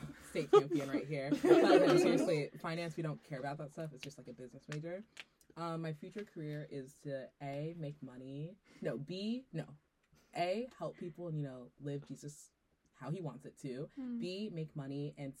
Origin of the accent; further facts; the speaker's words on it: Nigeria; also born or lived in Central Texas; now in Texas, United States; I'm from Nigeria, but I live in Central Texas. I go to Baylor, obviously.